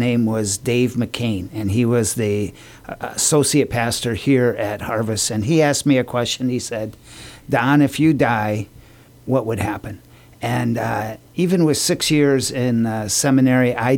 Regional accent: Janesville, Wisconsin, United States; now in Guam; I was born and raised in Janesville, Wisconsin

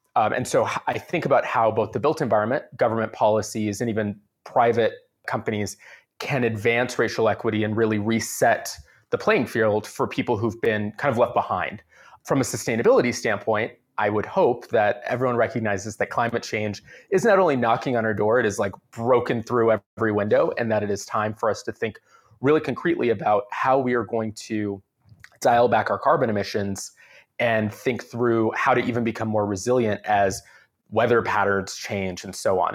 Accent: San Diego, California, United States; now in Oakland, United States; I grew up in San Diego

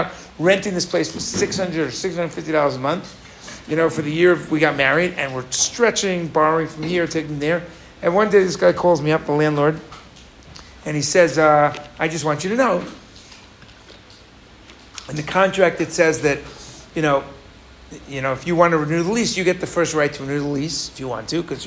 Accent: United States; now in Israel; I'm American

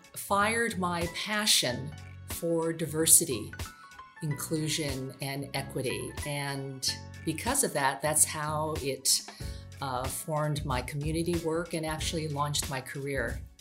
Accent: Sacramento, California, United States; a person growing up in Sacramento

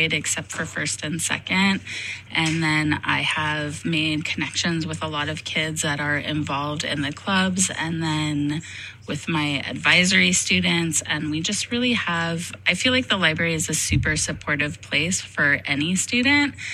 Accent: Nevada Union High School, California, United States; I am a Nevada Union graduate, and I was really happy to be able to come back to NU

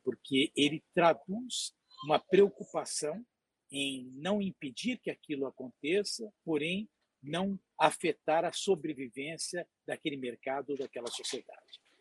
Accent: Brazil; nós como brasileiros

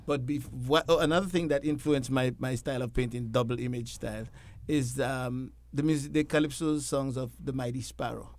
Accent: Dominica; moved away; I'm originally from the Caribbean island of, uh, the Commonwealth of Dominica, not the Dominican Republic

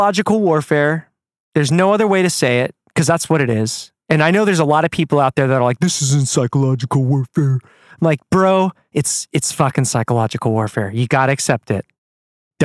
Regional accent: United States; I'm an American. Like, I grew up, you know, believing in the Constitution.

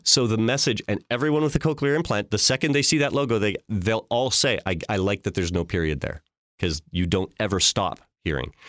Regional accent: Regina, Saskatchewan, Canada; I grew up in Regina

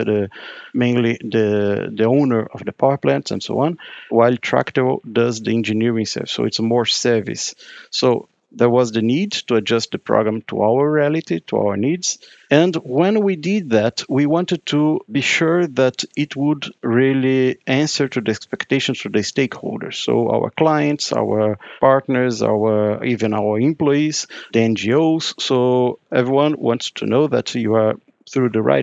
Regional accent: Brazil; moved away as an adult; now in Brussels, Belgium; I'm Brazilian. I came from Brazil. I actually live in Brussels now, working here since 2016.

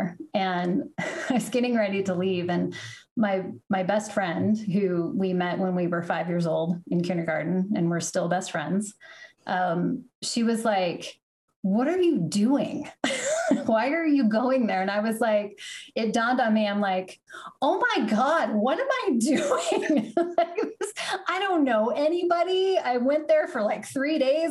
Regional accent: Arvada, Colorado, United States; born or raised there; also born or lived in Denver, Colorado

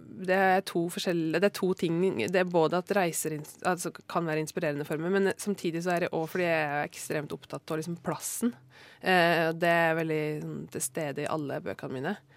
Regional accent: Norway; jeg er jo eh, fra Norge

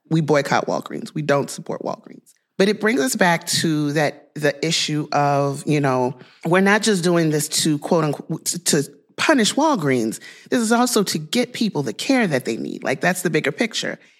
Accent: Louisiana, United States; my home state of Louisiana

